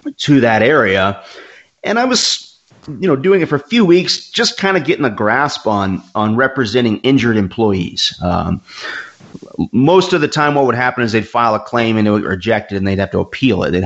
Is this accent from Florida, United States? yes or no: no; Georgia, United States; growing up in Georgia